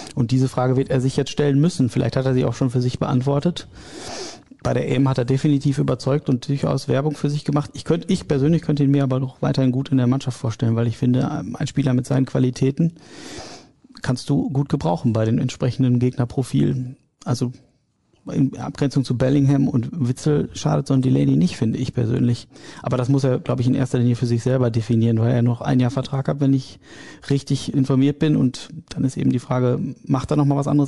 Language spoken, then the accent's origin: German; Ahlen, North Rhine-Westphalia, Germany; Ich bin äh, gebürtiger Ahlener